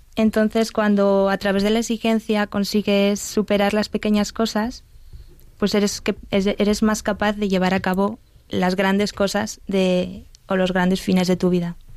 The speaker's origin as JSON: {"language": "Spanish", "town": "Burgos", "region": "Castile and León", "country": "Spain", "moved": "as an adult", "lives_now": "Madrid, Spain", "said": "Vengo de Burgos"}